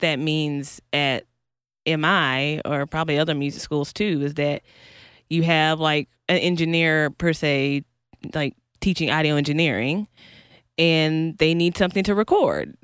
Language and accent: English; North Carolina, United States; also born or lived in Kansas City, Missouri; now in Los Angeles, United States; originally, originally North Carolina, um, but I moved to L A from Kansas City, Missouri